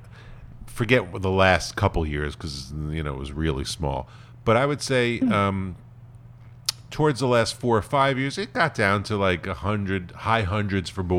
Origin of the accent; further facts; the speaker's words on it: Bridgewater, New Jersey, United States; also born or lived in Bronx, New York; I was born in the Bronx and grew up in New Jersey